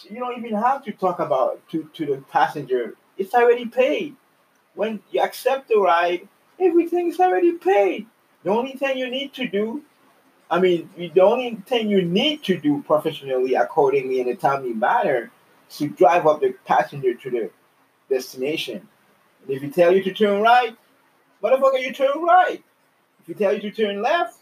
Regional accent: Canada; I'm from Canada

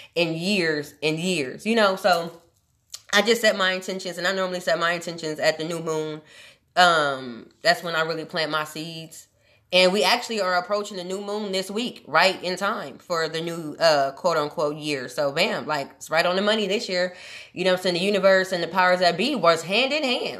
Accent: Omaha, Nebraska, United States; moved away; I'm from Omaha, Nebraska, originally born and raised

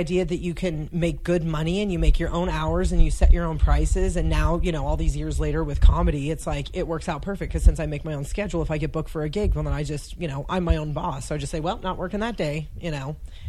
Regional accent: Casa Grande, Arizona, United States; also born or lived in Phoenix, Arizona / Pinetop, Arizona / Montana; There's a town called Casa Grande in between Phoenix and Tucson, so I was raised there till I was 11, and then when I was 11, we moved up to Pine Top, which is in the White Mountains of Arizona. It's like an hour and a half away from Flagstaff.

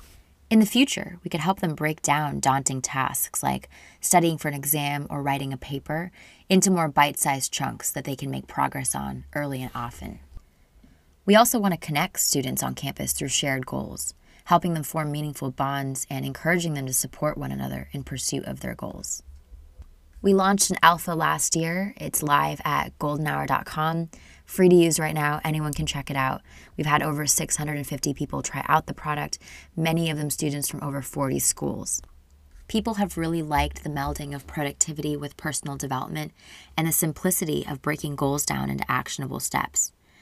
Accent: Portland, Oregon, United States; also born or lived in India; I am from Portland, Oregon. That's what I would call home. But I was born in India and am a Canadian citizen.

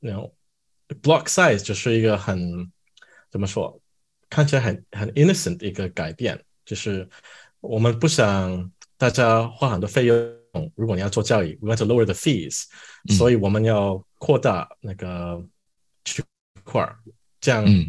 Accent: Canada; Chinese is a second language; also born or lived in Chengdu, China / Shanghai, China; 我也搬回加拿大，我是加拿大人

